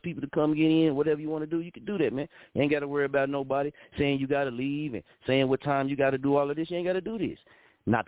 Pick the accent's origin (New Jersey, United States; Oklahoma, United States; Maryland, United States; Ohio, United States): Oklahoma, United States; Muskogee; moved away as an adult; also born or lived in Wichita, Kansas; I was born in Muskogee region. That's where I was. That's where my mama gave birth to me at, Muskogee region. I walked back and forth to school from Franklin Elementary to 13th Street